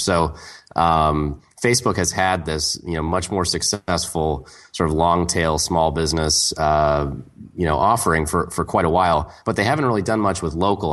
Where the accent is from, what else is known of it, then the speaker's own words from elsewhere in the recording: Portland, Oregon, United States; My hometown, Portland, Oregon